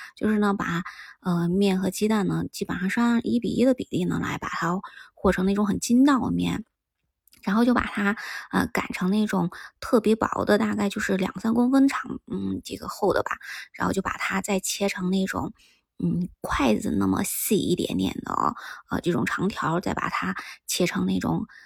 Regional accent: Shaanxi, China; 我们陕西人喜欢吃辣椒嘛

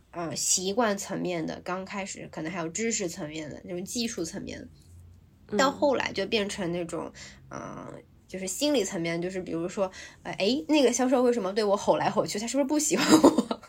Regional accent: China; now in Hong Kong; 我们组里只有我一个中国人

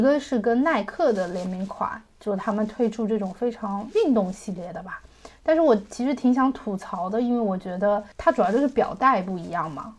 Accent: China; 我们中国人

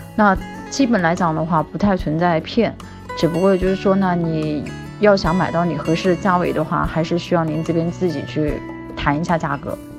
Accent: China; 我们中国人

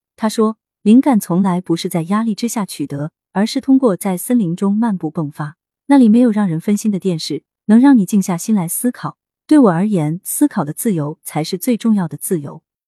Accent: northern China, China; now in Shanghai, China; 作为北方人

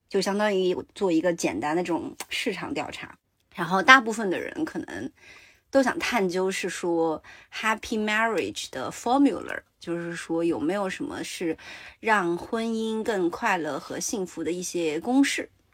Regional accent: Sichuan, China; 我是四川人

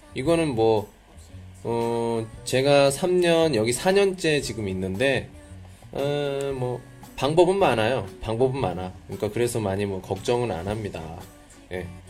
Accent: South Korea; moved away as an adult; now in China; 저도 포함되는 한국 사람들의 보통 그 성격이 있어요

